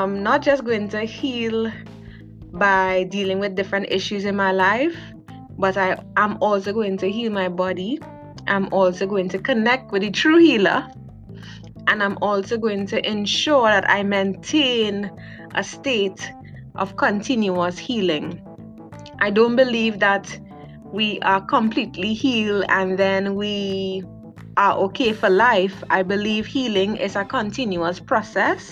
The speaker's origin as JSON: {"language": "English", "region": "South Trinidad", "country": "Trinidad & Tobago", "said": "I am from South Trinidad"}